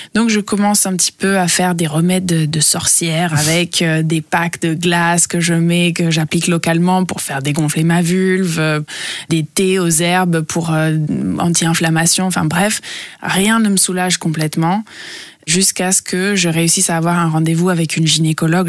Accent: Italy; also born or lived in New York, United States; now in Berlin, Germany; je suis française et euh, grandie en Italie

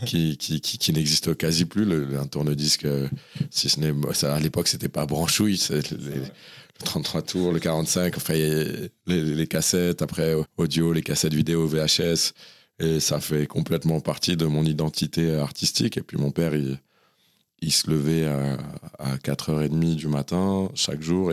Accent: Saint-Cyr-l'École, Île-de-France, France; also born or lived in Sèvres; J'ai grandi de manière générale dans le 78 et plus particulièrement à un moment à Saint-Cyr-l'École

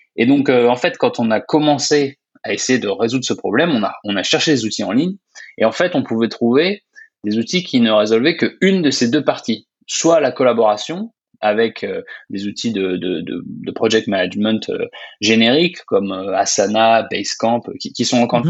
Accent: Orléans, Centre-Val de Loire, France; also born or lived in Grenoble / Ottawa, Canada; je suis français, je, suis né à Orléans

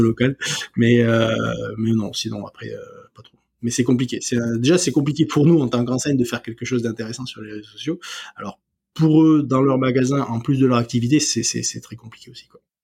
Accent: Ariège, Occitania, France; chez moi en Ariège

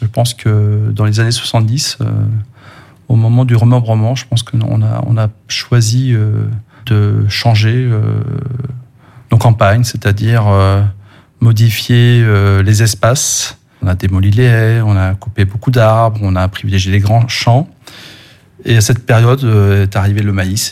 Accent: Brittany, France; chez nous en Bretagne

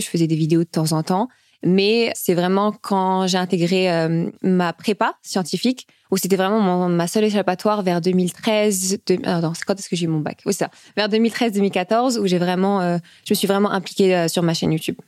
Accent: Nice, Provence-Alpes-Côte d'Azur, France; moved away as an adult; also born or lived in Oran, Algeria; now in Paris, France; j'ai d'abord habité avec euh, ma tante et mes cousins euh, à Nice.

